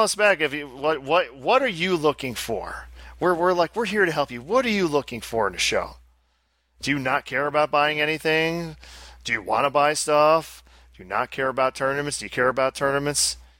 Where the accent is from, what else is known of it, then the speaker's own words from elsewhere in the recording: Albany, New York, United States; accent: thick Albany; I was born in Albany. I have a very thick Albany accent